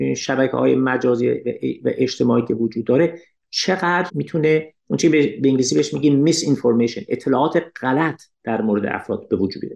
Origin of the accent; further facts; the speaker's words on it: Iran; من به عنوان یک ایرانی